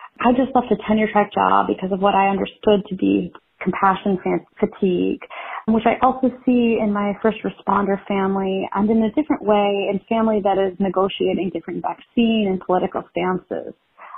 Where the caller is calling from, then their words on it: Maryland, United States; I'm calling from Maryland.